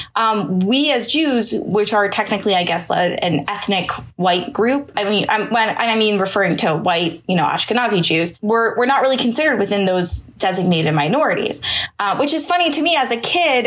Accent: Pittsburgh, Pennsylvania, United States; moved away; I'm actually from Pittsburgh originally

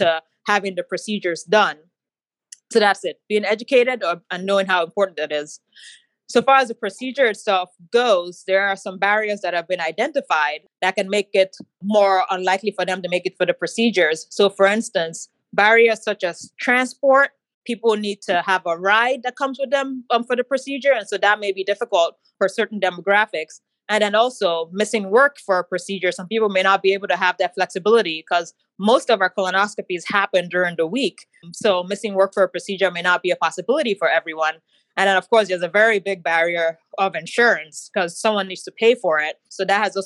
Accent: Nigeria; also born or lived in Philadelphia / Pittsburgh; now in Cleveland, United States; I'm actually a Nigerian

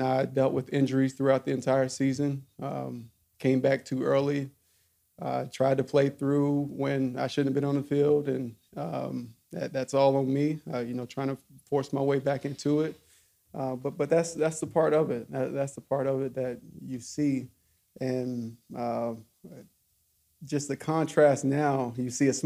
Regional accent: Alcoa, Tennessee, United States; moved away; I grew up in Alcoa, about 12 minutes away

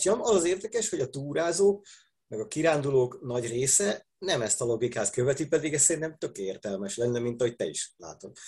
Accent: Budapest, Hungary; Pesti, nekem még a nagyszüleim is pestiek voltak.

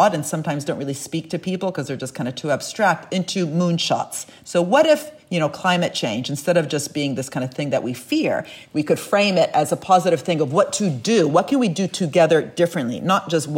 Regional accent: Italy; I'm from Italy

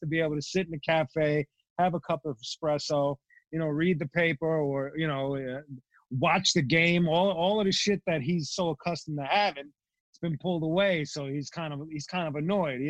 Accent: New York City, New York, United States; I'm from Bensonhurst and Gravesend, Brooklyn.

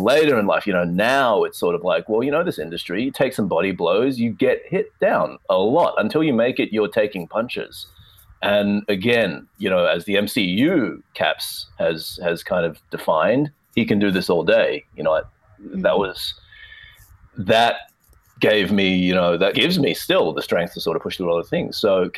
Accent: Melbourne, Victoria, Australia; back in my hometown of Melbourne

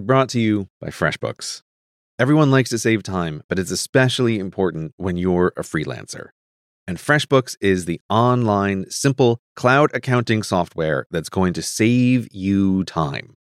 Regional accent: United States; growing up in America

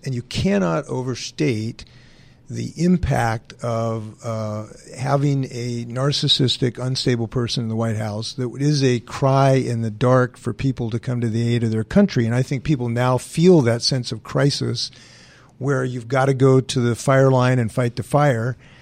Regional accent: Western Washington, United States; also born or lived in Bainbridge Island; Trudy and I grew up in Western Washington

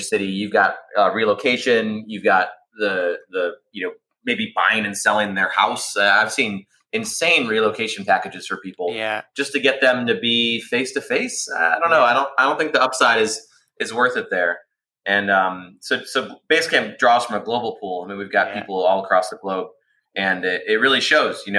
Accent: Detroit, Michigan, United States; born and raised in Detroit, Michigan, in the U.S.

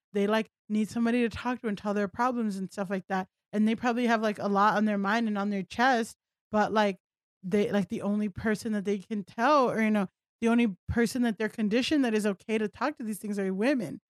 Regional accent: Miami, Florida, United States; moved away as an adult; also born or lived in Southern California; I grew up in South Florida, like, Miami, where everyone looked like me

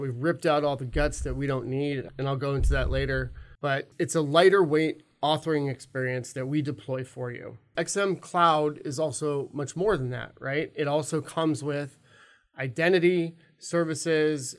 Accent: California, United States; moved away as an adult; also born or lived in Alabama; now in Minneapolis, United States; I was actually born in Alabama. I grew up in California. I moved to Minneapolis twenty ten

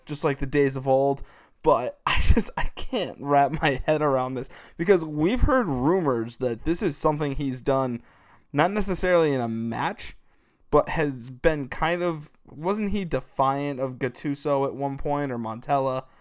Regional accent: United States; as an American soccer person

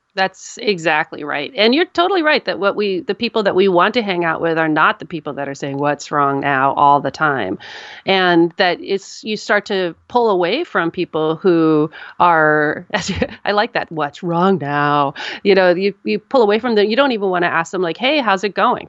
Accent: United States

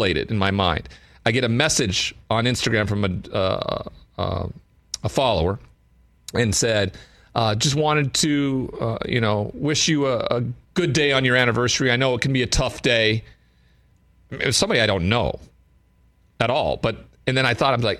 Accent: Montana, United States; I'm from Montana

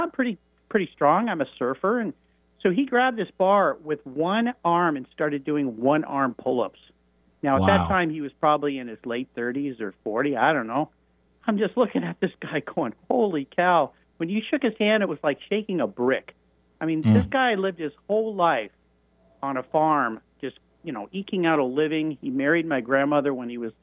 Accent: La Jolla, California, United States; I grew up in Southern California in La Jolla, California, which is kind of just north of San Diego

